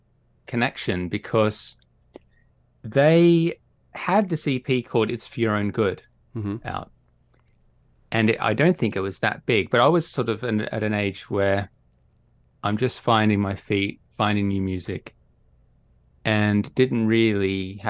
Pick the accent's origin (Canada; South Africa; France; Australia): Australia; now in United Kingdom; As people might be able to hear, I'm Australian. Even though I live in the UK, I'm Australian.